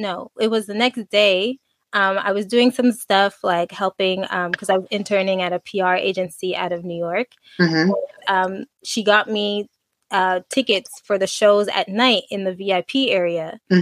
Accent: Montreal, Quebec, Canada; I'm coming from Canada and Montreal.

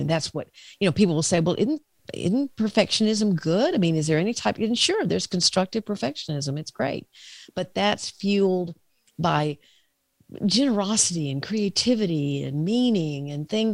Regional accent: the South, United States; I'm from the South

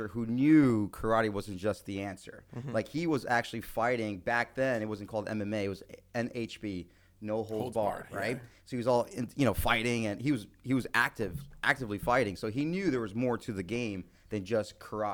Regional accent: Congers, New York, United States; moved away as an adult; also born or lived in Bronx, New York; Born and raised in New York, originally from the Bronx

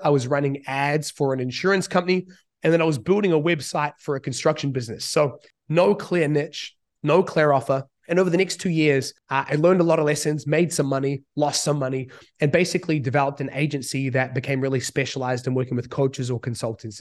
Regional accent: New Zealand; moved away as an adult; now in Bali, Indonesia; I grew up in New Zealand

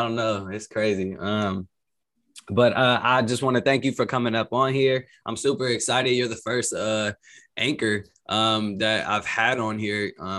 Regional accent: Hayward, California, United States; also born or lived in Antioch, California / Berkeley, California; I was born in Hayward. I stayed there until I was about 10. So I went to elementary there, and then I moved to Antioch for like 2 years. And then I went to Berkeley in sixth grade. So I really say I'm like from Berkeley

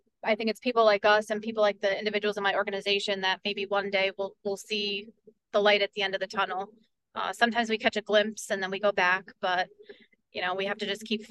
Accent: Port Jervis, New York, United States; I am on council in the city of Port Jervis, and that's my hometown

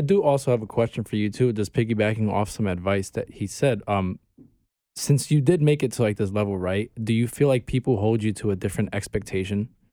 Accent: New York City, New York, United States; also born or lived in Bay Ridge, Brooklyn; I'm from Bay Ridge and, like, part of Sunset Park, I was raised in Sunset

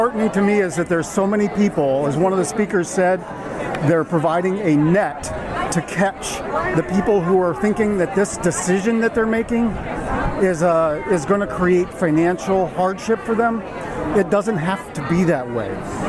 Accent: Harrisburg, Pennsylvania, United States; I'm from Harrisburg.

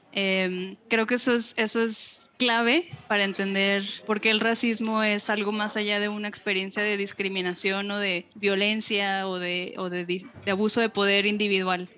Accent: Monterrey, Nuevo León, Mexico; accent: norteño; moved away as an adult; now in Mexico City, Mexico; Yo soy regiomontana por adopción, eh, vivía ya gran parte de mis años formativos

